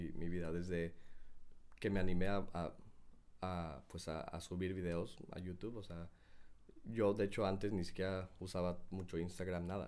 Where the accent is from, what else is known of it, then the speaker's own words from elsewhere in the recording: Mexico City, Mexico; moved away as an adult; now in South Korea; yo salí de México cuando tenía 19 años. Ah, Entonces, pues estaba estudiando, estaba... Pues, en realidad me quedé mucho en, mi ciudad, ¿no? En la Ciudad de México